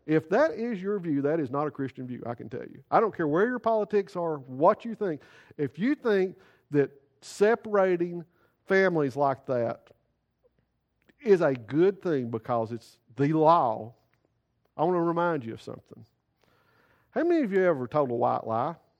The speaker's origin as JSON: {"language": "English", "country": "United States", "said": "We as American citizens"}